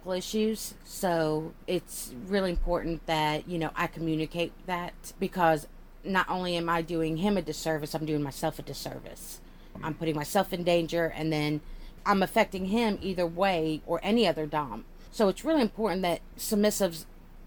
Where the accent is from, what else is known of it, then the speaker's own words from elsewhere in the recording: United States; I'm an American